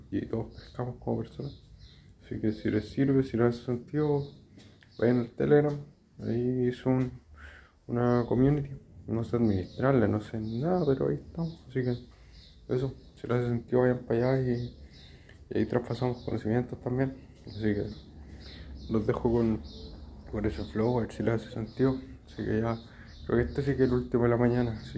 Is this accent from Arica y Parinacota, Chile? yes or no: yes; Arica, Arica y Parinacota, Chile; soy de Arica, Arica, Chile